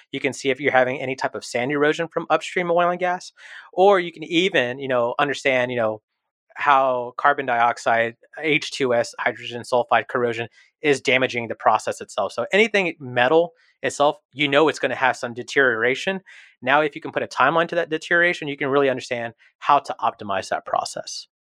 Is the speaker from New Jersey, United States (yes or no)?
no; Houston, Texas, United States; I was born and raised here in Houston